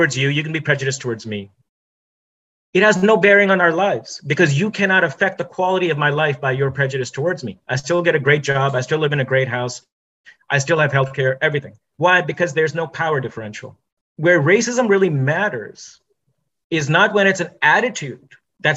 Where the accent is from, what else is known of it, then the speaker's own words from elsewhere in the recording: India; now in United States; I'm an Indian